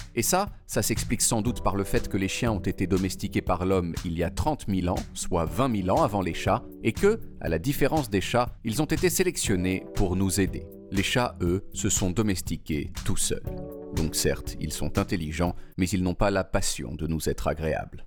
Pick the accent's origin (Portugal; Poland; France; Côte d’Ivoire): Portugal; Quand j'étais petit, au Portugal